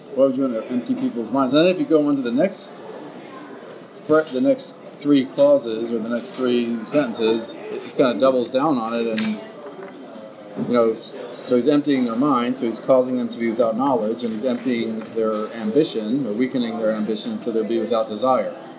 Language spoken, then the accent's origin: English; United States; growing up in America